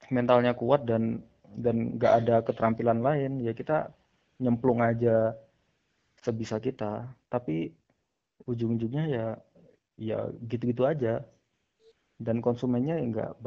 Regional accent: Tulungagung, East Java, Indonesia; asalnya dari Tulungagung, jurusan matematika, sama kayak Tiara ya, ITS.

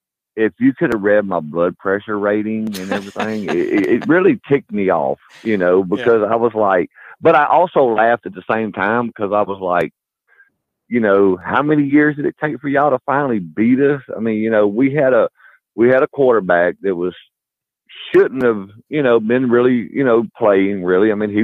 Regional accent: south Louisiana, United States; also born or lived in Mobile, Alabama; I've been right up here in the northern part. I originally grew up down south Louisiana, but I was born in Mobile, Alabama.

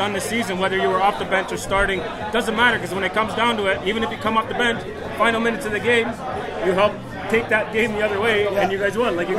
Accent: Canada; I'm as Canadian is pretty much

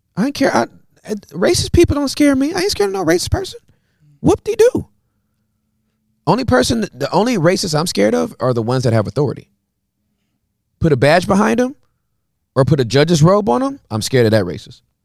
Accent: United States; even as an American

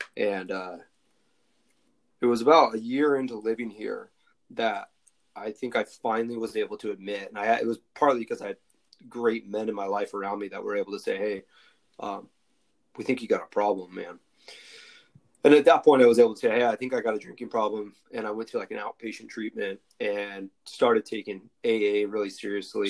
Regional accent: Coeur d'Alene, Idaho, United States; also born or lived in Southern California; I was originally from Idaho. Like, went to college in Southern California. Kind of moved around a little bit, but kind of Coeur d'Alene, Idaho

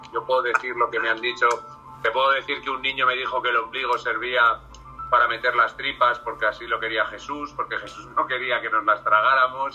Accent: Salamanca, Castile and León, Spain; Yo soy de Salamanca.

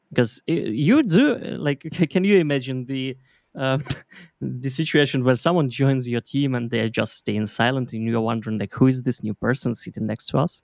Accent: Belarus; moved away as an adult; now in Berlin, Germany; I'm originally from Belarus.

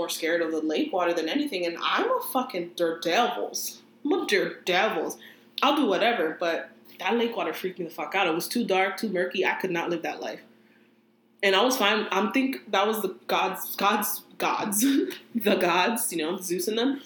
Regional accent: New Jersey, United States; I'm from Jersey

